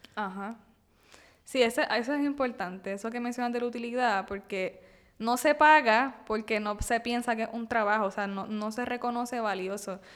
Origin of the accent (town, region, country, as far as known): Puerto Rico